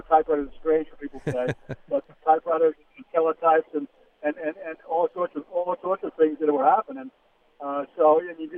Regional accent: New Jersey, United States; moved away as an adult; also born or lived in Miami / Dallas / Boston; I grew up in New Jersey, went to school at University of Miami, and worked around New Jersey for about 10 years

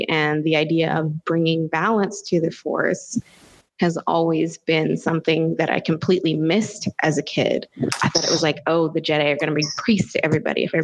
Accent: the Bible Belt, United States; I grew up here in the Bible Belt and church was a big deal

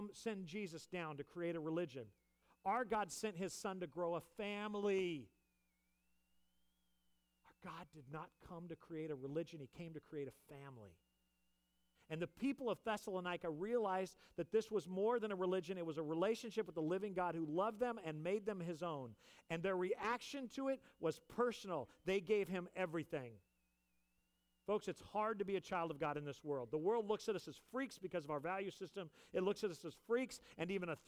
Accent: California, United States; moved away; I grew up in California

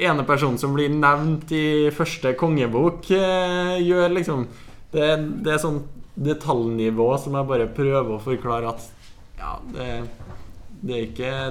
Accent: Halden, Østfold, Norway; men det er hjemme i Halden, ute på byens egen alkoholikerpub.

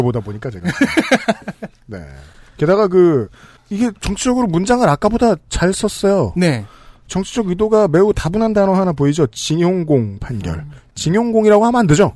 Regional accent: Seoul, South Korea; 저는 서울 토박이라서

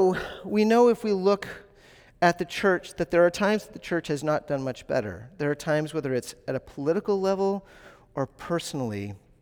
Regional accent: the South, United States; I grew up in the South, so this is what I believe.

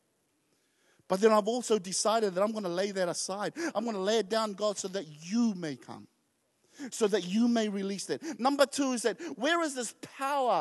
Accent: New Zealand; also born or lived in Tonga; as first generations coming, growing up in New Zealand, we were quite embarrassed of who we were

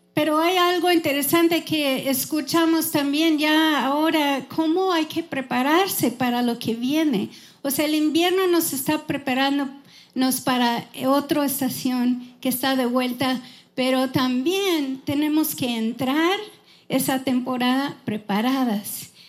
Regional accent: Wisconsin, United States; Spanish is a second language; moved away as an adult; now in Houston, United States; yo crecí en Wisconsin, en una granja

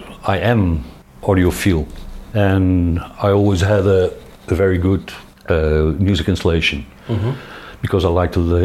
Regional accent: Veldhoven, North Brabant, Netherlands; English is a second language; also born or lived in Roosendaal, Netherlands / Eindhoven, Netherlands; I'm from Roosendaal, which is a city 80 kilometers to the west. My father was also a professional military and he was stationed there. We came to Veldhoven, which is near to Eindhoven, when I was 5 years old.

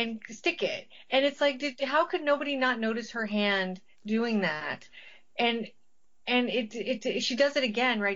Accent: Las Vegas, Nevada, United States; I grew up in Vegas

